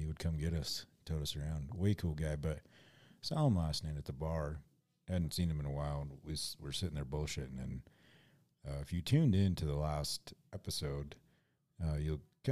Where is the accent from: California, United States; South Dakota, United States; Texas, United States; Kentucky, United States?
South Dakota, United States; Mitchell; my hometown